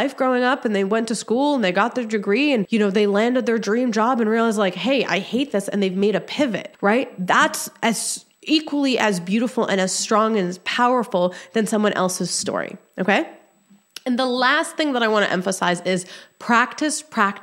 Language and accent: English; Egypt; I was born in Egypt